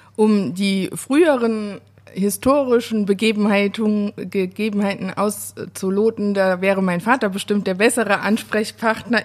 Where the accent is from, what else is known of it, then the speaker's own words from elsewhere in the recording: Saar, Rhineland-Palatinate, Germany; Es ist Saar, aber nicht im Saarland